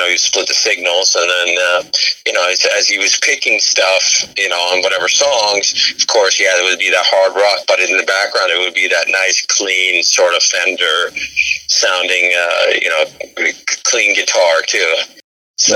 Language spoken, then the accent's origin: English; Sweden; moved away; I grew up in Sweden